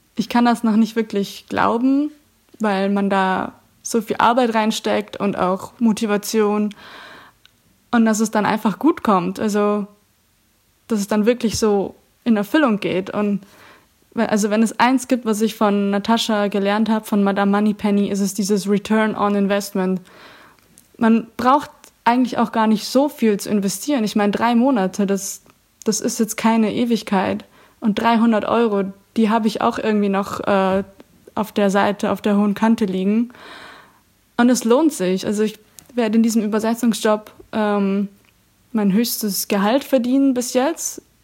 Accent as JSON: {"language": "German", "town": "Augsburg", "region": "Bavaria", "country": "Germany", "moved": "as an adult", "lives_now": "Netherlands", "said": "Ich komme ursprünglich aus Augsburg und wohne seit Juni 2019 in den Niederlanden"}